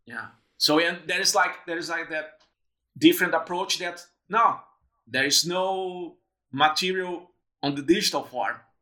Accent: Brazil; moved away as an adult; also born or lived in Porto Alegre, Brazil / São Paulo, Brazil; now in Melbourne, Australia; I went back to Brazil. I moved from Porto Alegre to São Paulo

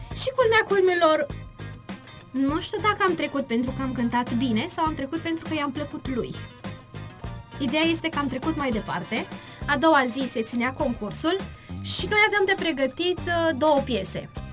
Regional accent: Târnăveni, Mureș County, Romania; vin din Târnăveni și sunt elevă a Școlii Populare de Artă din Târgu Mureș și astăzi, din inima Ardealului

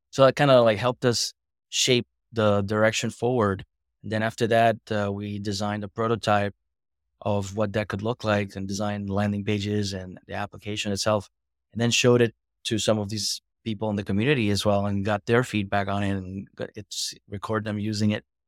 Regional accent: Boca Raton, Florida, United States; I'm from Boca Raton, Florida

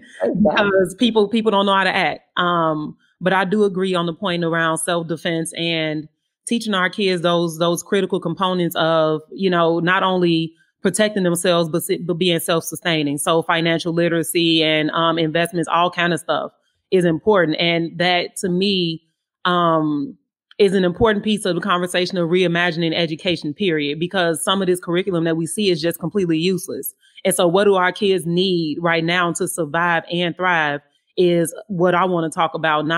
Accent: Inglewood, California, United States; growing up in Inglewood, we would hear gunshots and we would keep playing

